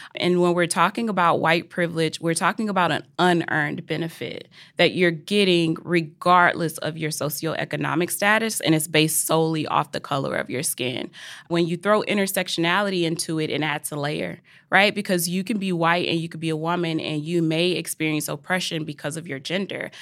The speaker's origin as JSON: {"language": "English", "region": "Mississippi", "country": "United States", "said": "I'm from Mississippi"}